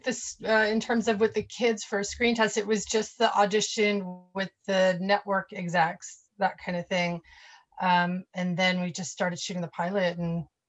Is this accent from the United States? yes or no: yes; New York, United States; born there; also born or lived in Florida; And so I was born in New York, moved to Florida, and moved back to New York to study acting.